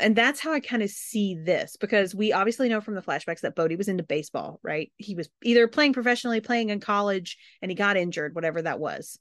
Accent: the South, United States; I'm from the South

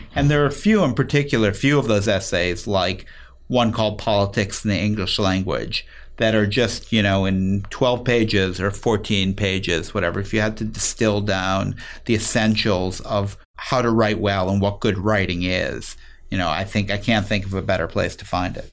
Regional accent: Chicago, Illinois, United States; I grew up in Chicago on the north side

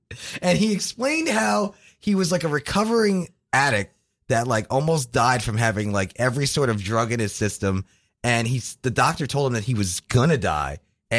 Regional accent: New Jersey, United States; moved away; also born or lived in Florida

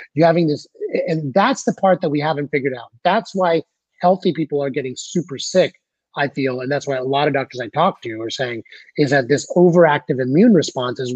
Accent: United States

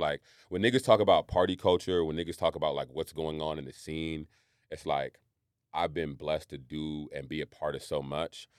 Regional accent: Marin County, California, United States; I grew up in Marin County.

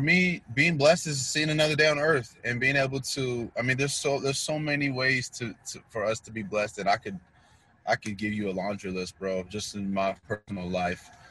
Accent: North Kansas City, Missouri, United States; also born or lived in Queens, New York; I was born in Queens, New York, and um, along in my life, I would say maybe after a year or so, we came to Kansas City, and I've been I spent most of my life in Can- in North Kansas City, Missouri

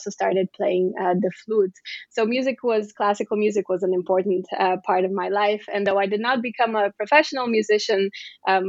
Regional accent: Bulgaria; I was born in Bulgaria

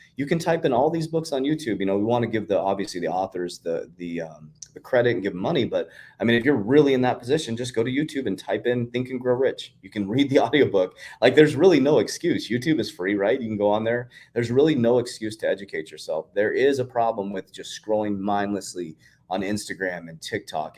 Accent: United States; I am proud to be an American

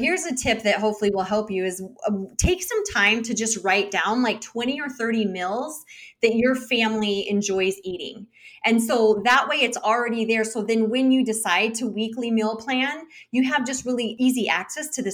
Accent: United States; as an American

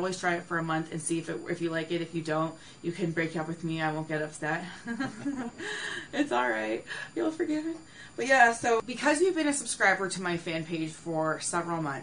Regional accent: Canada; I'm personally Canadian

